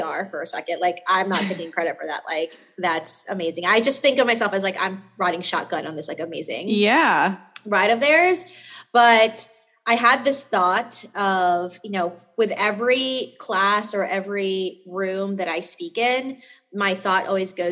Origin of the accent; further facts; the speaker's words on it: New York City, New York, United States; I'm from New York City